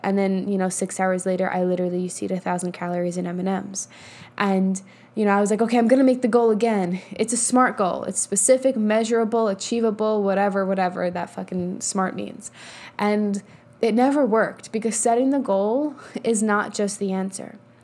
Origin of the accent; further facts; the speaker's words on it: New York, United States; also born or lived in Colorado; now in Texas, United States; I'm from New York, but whatever. I live in Texas now.